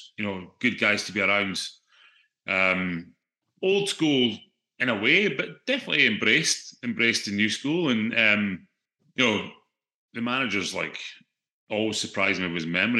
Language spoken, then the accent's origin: English; Aberdeen, Scotland, United Kingdom; play for my hometown club, you know, bring my family home to my hometown to see all my family